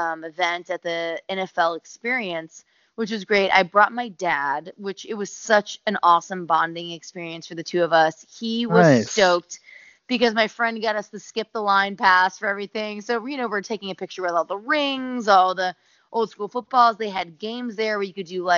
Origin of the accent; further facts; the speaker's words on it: Tampa, Florida, United States; moved away; I'm born and raised in Tampa, Florida, which my parents still live